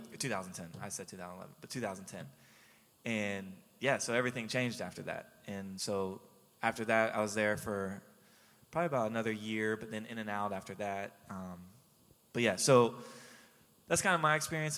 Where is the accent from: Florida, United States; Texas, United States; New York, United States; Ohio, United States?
Florida, United States; Jacksonville; moved away as an adult; also born or lived in Haiti / Baton Rouge; I grew up in Jacksonville